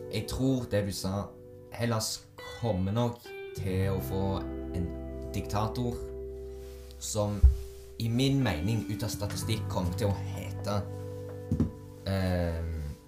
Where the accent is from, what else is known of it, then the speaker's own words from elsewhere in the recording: Azerbaijan; moved away; Aserbajdsjan, der jeg kommer fra